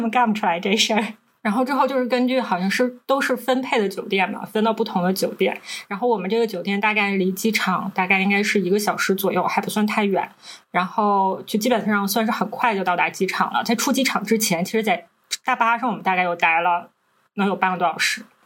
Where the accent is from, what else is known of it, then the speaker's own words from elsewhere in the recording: Northeast China, China; 我们是三个来自东北的Ladies